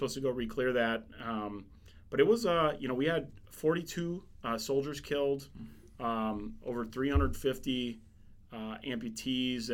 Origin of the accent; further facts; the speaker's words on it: Milwaukee, Wisconsin, United States; moved away as an adult; my home state, my hometown of Milwaukee